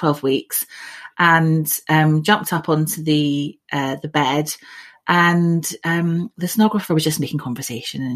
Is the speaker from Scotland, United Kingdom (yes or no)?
yes; Scotland, United Kingdom; moved away as an adult; now in South East England, United Kingdom; I grew up in Scotland. And about 20 years ago, I moved down to the southeast of England